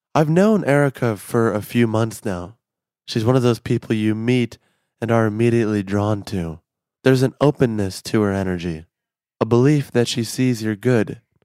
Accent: Chicago, Illinois, United States; I'm from Chicago.

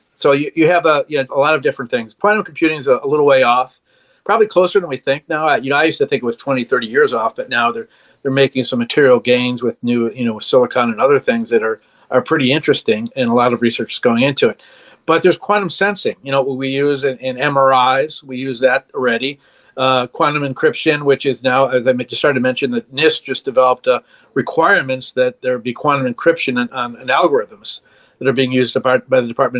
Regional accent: Chicago, Illinois, United States; moved away as an adult; now in Washington, United States; I'm originally from Chicago, but I moved out to Washington many years ago

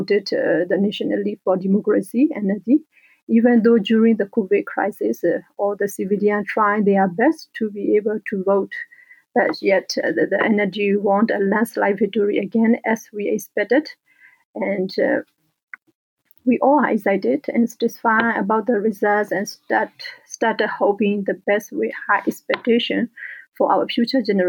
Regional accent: Karen State, Kayin State, Myanmar; moved away as an adult; now in France; I am a Burmese, and I belong to Karen and Po ethnic. So I come from Karen states

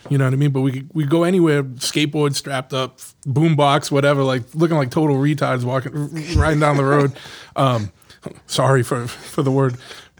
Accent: New Bedford, Massachusetts, United States; No. I grew up in New Bedford.

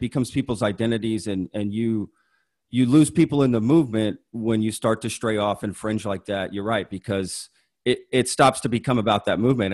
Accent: Dallas-Fort Worth area, Texas, United States; I wasn't born here, but I, you know, moved here six months old, so I consider it from the D F W area

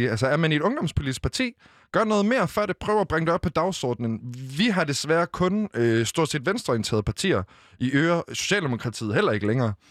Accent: Western Sahara; Danish is a second language; igen, altså alle, os i Vestsahara, der er de også øh, i, de, i de besatte omdele, de bliver anset som marokkanere, men på deres ID, der står der faktisk, at de er fra Vestsahara.

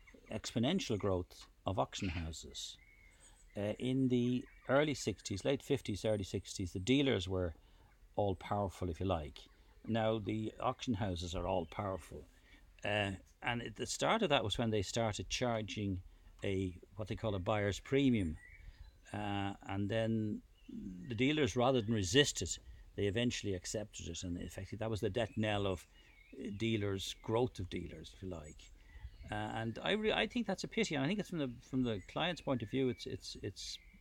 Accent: Dublin, Leinster, Ireland; I grew up in Rathfarnham, the village of Rathfarnham. At that time, I suppose it was on the outskirts of Dublin.

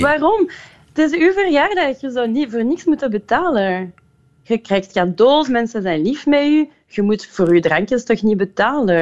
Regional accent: Liège, Wallonia, Belgium; Dutch is a second language; moved away as an adult; also born or lived in Brussels / Ghent; now in Antwerp, Belgium; ik ben in Luik geboren en getogen

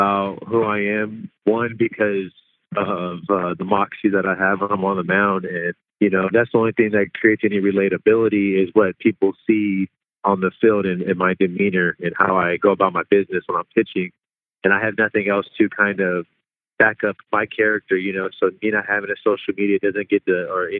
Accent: Los Angeles, California, United States; moved away as an adult; now in Dallas, United States; growing up in Cali, growing up in L.A., you know, the values that I was raised on

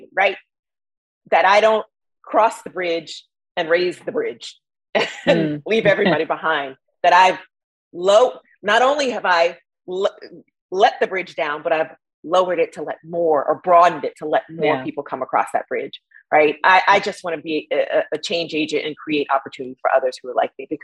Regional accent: New York City, New York, United States; I grew up in Bed-Stuy, Brooklyn, you know, an underserved community

